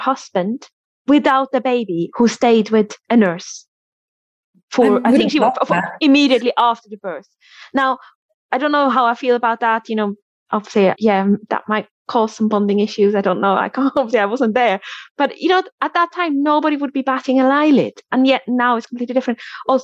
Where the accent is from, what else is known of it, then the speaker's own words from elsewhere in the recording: Switzerland; now in United Kingdom; I'm from Switzerland originally, and my friends in Switzerland